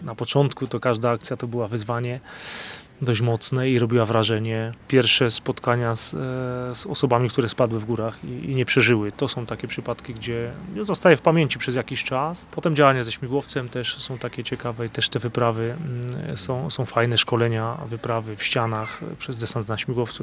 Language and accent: Polish; Podhale, Lesser Poland, Poland; Ja się tutaj wychowałem